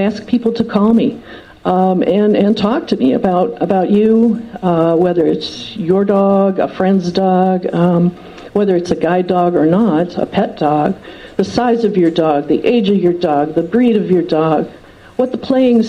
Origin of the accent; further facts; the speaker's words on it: outside of Detroit, Michigan, United States; I grew up outside of Detroit